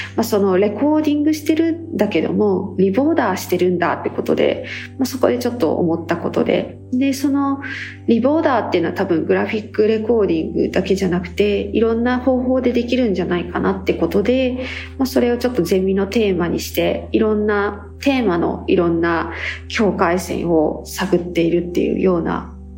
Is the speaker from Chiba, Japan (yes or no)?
yes; rural Chiba, Japan; 私も多多分千葉の田舎出身なんで